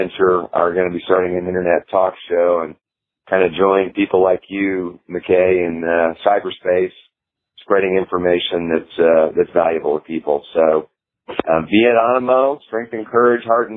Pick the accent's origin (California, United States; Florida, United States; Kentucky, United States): Kentucky, United States; Louisville; my hometown, Louisville, Kentucky